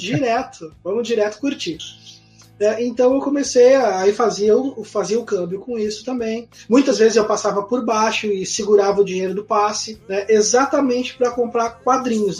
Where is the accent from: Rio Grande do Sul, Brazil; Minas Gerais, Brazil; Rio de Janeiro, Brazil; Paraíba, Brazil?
Rio Grande do Sul, Brazil; Vila Santa Rosa and Viamão; na quinta série, logo que a gente se mudou da Zona Norte, ali da, da Vila Santa Rosa para Viamão